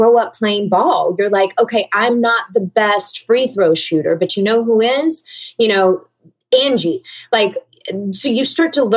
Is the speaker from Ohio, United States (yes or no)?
no; Georgia, United States; now in California, United States; growing up in the South